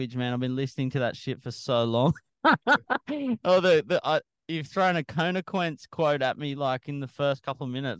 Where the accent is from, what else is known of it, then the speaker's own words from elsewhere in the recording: Sydney, New South Wales, Australia; when I grew up in Mona, I was lucky that on the shore break at Mona